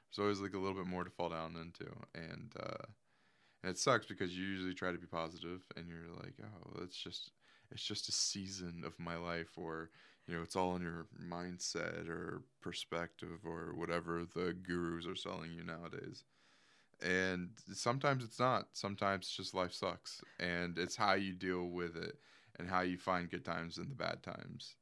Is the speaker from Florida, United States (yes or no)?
yes; Earlton, Florida, United States; also born or lived in Gainesville, Florida; we didn't live in Gainesville. We lived, uh, we actually lived in this little, like, offshoot town called Earlton